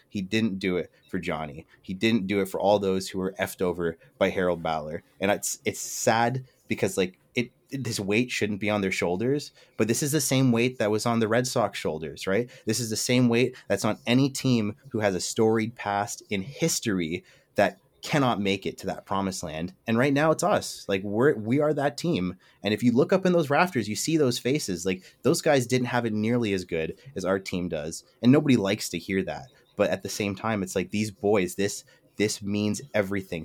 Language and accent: English; Toronto, Ontario, Canada; I'm a Canadian and I'm, I'm from Toronto